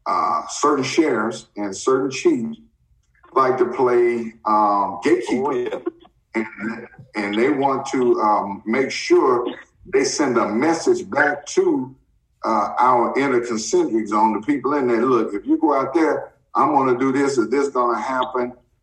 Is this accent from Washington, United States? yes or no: no; Jackson, Mississippi, United States; I was born on Dansby Street, down the street from Jackson State.